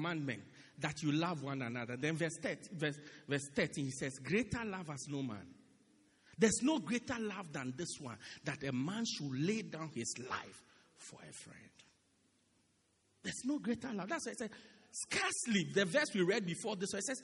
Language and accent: English; South Africa; moved away